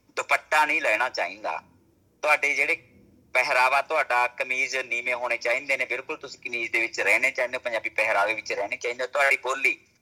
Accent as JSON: {"language": "Punjabi", "town": "Samaon", "region": "Punjab", "country": "India", "tie": "born or raised there", "said": "ਮੈਂ ਜ਼ਿਲ੍ਹਾ ਮਾਨਸਾ ਪਿੰਡ ਸਮਾਉ ਮੇਰਾ ਜਿਹੜਾ ਪਿੰਡ ਸਮਾਉ"}